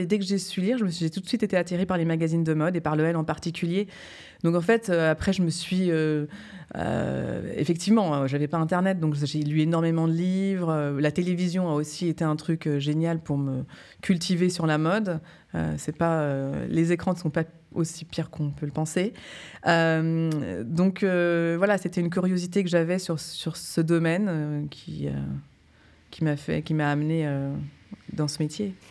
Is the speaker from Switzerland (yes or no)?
yes; Geneva, Switzerland; moved away as an adult; also born or lived in New York / Paris; c'est quand même chez moi, j'ai grandi ici, je suis née à Genève